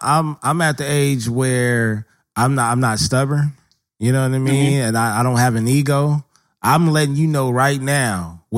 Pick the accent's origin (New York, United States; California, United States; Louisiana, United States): California, United States; Los Angeles; we grew up in South Central LA.